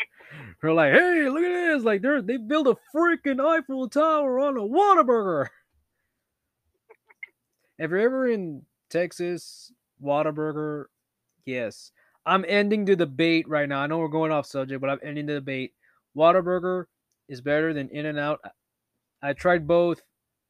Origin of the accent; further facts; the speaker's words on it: Canada; I used to tell people I'm Canadian, so I'm sorry.